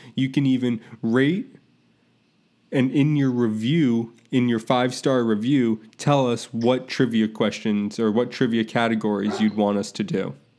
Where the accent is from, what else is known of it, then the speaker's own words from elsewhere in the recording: Tampa, Florida, United States; I grew up in Tampa